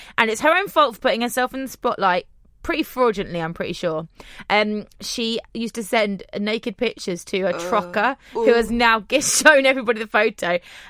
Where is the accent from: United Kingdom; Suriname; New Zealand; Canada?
United Kingdom; We're Great British